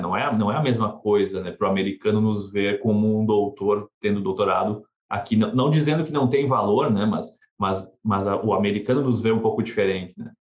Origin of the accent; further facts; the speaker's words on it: South Region, Brazil; moved away; eu sou do Sul, é, eu, eu vi neve na minha infância, acho que umas três vezes no Brasil